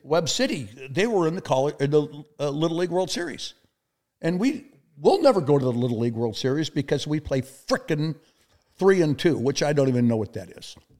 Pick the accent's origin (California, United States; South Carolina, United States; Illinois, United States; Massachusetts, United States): California, United States; El Segundo; moved away as an adult; now in Kansas City, United States; my hometown, El Segundo, California